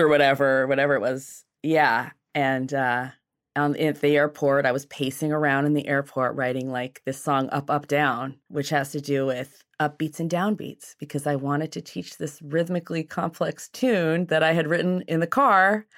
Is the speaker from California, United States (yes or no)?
no; Seattle, Washington, United States; also born or lived in Los Angeles / New York; I was born in Seattle and raised here.